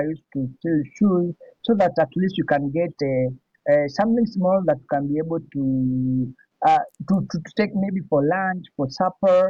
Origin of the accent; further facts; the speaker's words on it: Nairobi, Kenya; I'm all from Kenya